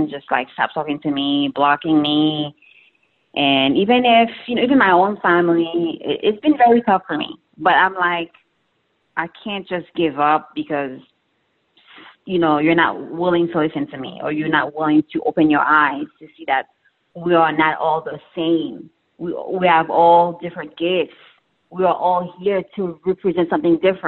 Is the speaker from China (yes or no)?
no; Haiti; I'm from Haiti